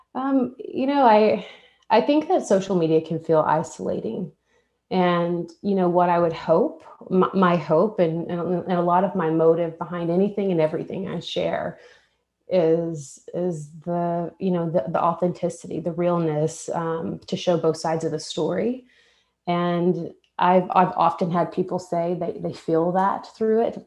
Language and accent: English; Texas, United States; moved away as an adult; now in Nashville, United States; I'm from Texas